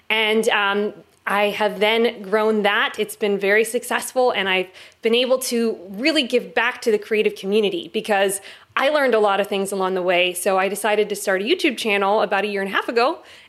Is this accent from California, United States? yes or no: yes; Los Angeles, California, United States; now in Florida, United States; I am originally from Los Angeles, and I have been moving around the globe from the Pacific Northwest. I'm now in Florida, believe it or not.